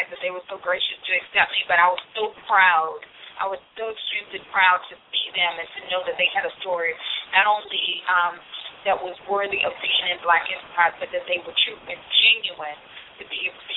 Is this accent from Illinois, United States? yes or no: yes; Chicago, Illinois, United States